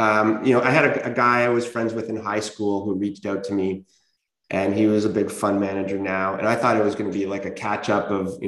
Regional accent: Canada; but man, as a Canadian, how much things could have been differently

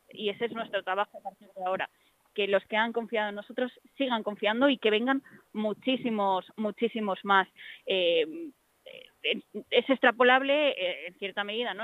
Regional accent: Fuenlabrada, Community of Madrid, Spain; soy de Fuenlabrada, eh, esta es mi casa

